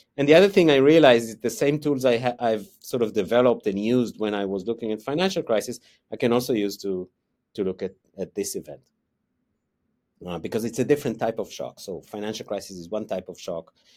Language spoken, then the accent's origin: English; Israel; moved away as an adult; also born or lived in United States; now in Wellington, New Zealand; I grew up in Israel, um, so that's, that's where my accent comes from.